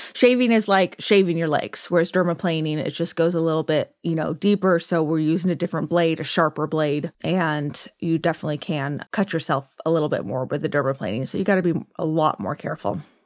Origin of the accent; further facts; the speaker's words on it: Orange County, California, United States; also born or lived in Downey, California; I was born and raised in California, technically born in Downey, which I, is like L A, but always lived in Orange County